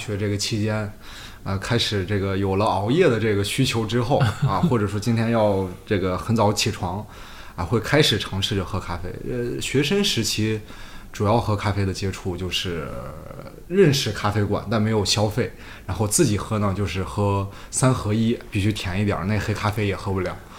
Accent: Inner Mongolia, China; 是土生土长内蒙人。

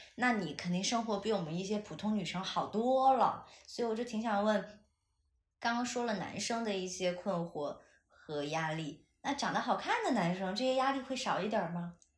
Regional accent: Chengdu, Sichuan, China; 因为我是成都人，我身边几乎没有过全职太太这样的女性存在嘛

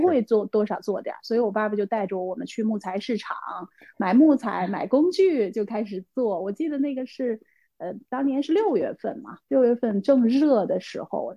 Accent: Beijing, China; also born or lived in Jiangyou, Sichuan; 现在在北京，然后之前小时候是在四川长大，在江油长大，三年级才到的北京

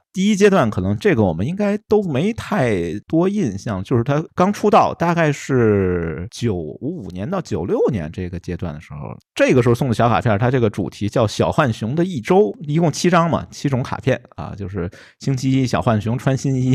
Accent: Beijing, China; 用我们北京土话说吧

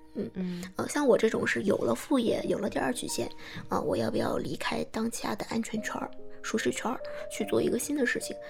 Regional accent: Changchun, Jilin, China; now in Beijing, China; 我是长春人

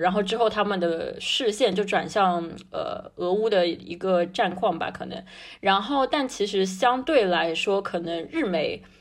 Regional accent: China; 我是一个中国人

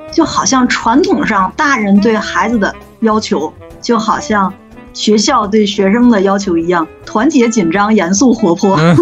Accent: China; 我们中国

